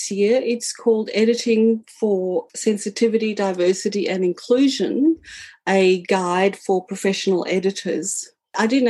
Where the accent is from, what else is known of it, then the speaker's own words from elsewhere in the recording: South Africa; moved away as an adult; now in Australia; I am a South African born. I came to Australia in 1986 as a 21-year-old, and I've lived here ever since